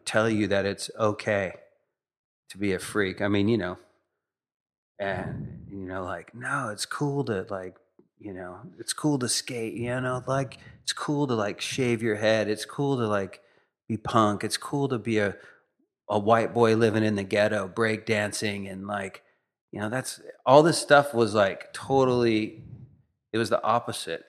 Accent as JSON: {"language": "English", "region": "Northern California", "country": "United States", "tie": "born or raised there", "said": "I grew up in Northern California."}